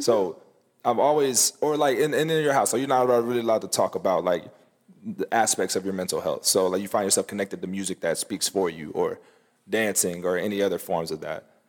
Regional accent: the South, United States; growing up in the South

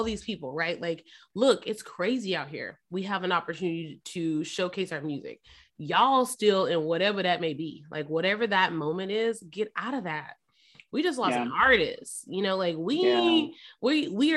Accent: Memphis, Tennessee, United States; I'm from Memphis. All my family's from Memphis

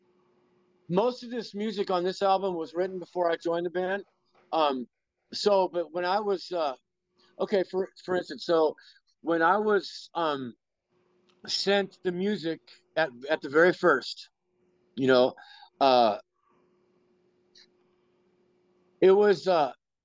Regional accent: Oakland, California, United States; also born or lived in Berkeley, California; I was born and raised in Oakland

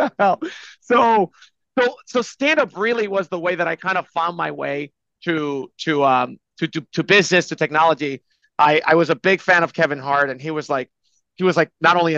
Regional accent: Dominican Republic; moved away as an adult; also born or lived in New York City, United States; I'm from the Dominican Republic. I come from a long line of pineapple farmers. I came to school at New York University

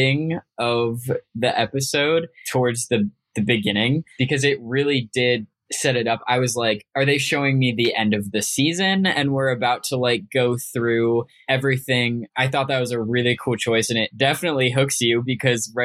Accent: Arizona, United States; I mentioned I am from Arizona, grew up in Arizona.

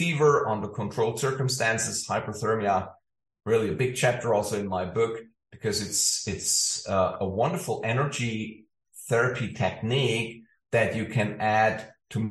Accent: Ulm, Baden-Württemberg, Germany; moved away as an adult; also born or lived in Stockholm; the town I grew up in Ulm in southern Germany

